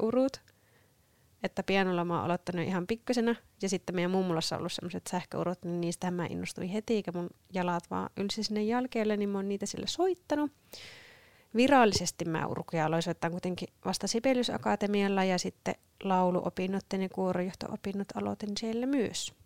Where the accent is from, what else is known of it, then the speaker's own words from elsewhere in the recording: Sievi, North Ostrobothnia, Finland; now in Kouvola, Finland; mä oon alun perin Sievistä Pohjois-Pohjanmaalta kotoisin